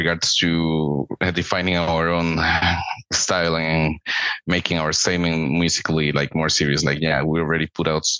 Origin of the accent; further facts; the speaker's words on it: Costa Rica; Born and raised in Costa Rica